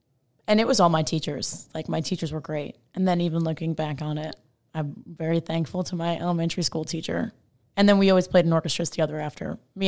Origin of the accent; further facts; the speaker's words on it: Long Island, New York, United States; moved away as an adult; now in Texas, United States; I'm from Long Island.